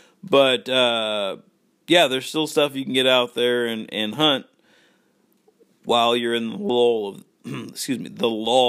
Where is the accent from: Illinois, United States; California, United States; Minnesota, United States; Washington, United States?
Washington, United States; But for me growing up in Washington, there's really no squirrels you can hunt.